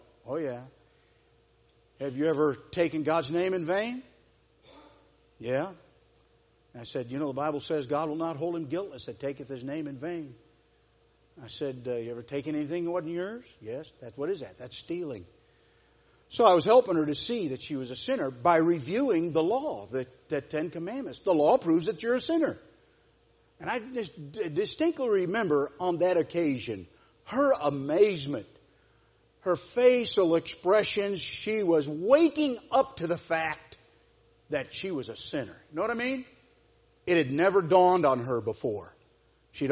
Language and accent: English; Celina, Ohio, United States; I'm from Salina